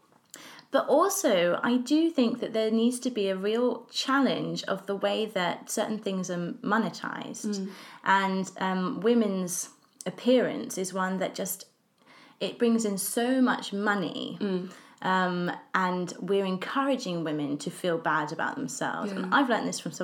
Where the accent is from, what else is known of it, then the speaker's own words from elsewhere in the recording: England, United Kingdom; I'm English and we're both living in London